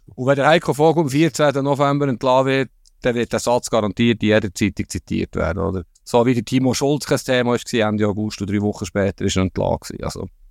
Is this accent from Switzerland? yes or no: yes; Bern, Switzerland; Darf ich das sagen als Berner